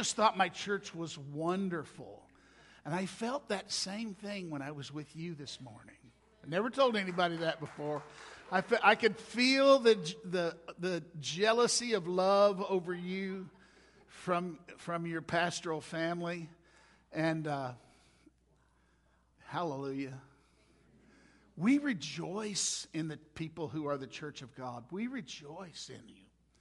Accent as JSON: {"language": "English", "region": "Mississippi", "country": "United States", "moved": "as an adult", "lives_now": "New Mexico, United States", "said": "I'm not from around here. My wife Gail and I, we hail originally from Mississippi"}